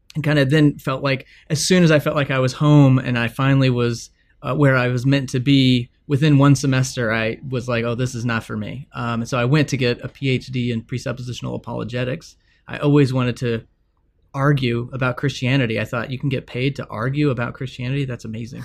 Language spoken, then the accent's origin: English; Texas, United States; I grew up in Texas